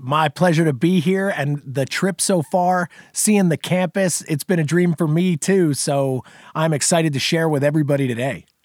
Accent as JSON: {"language": "English", "region": "New Jersey", "country": "United States", "tie": "born or raised there", "also_born_or_lived": "South Carolina", "moved": "as an adult", "said": "I grew up in New Jersey originally"}